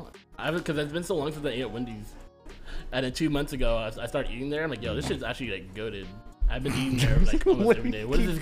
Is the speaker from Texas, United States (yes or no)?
yes; Texas, United States; I'm from Texas.